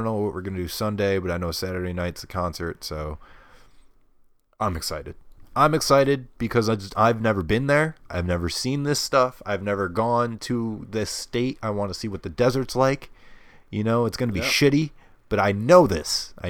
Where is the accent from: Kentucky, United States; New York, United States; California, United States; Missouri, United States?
New York, United States; I'm from New York.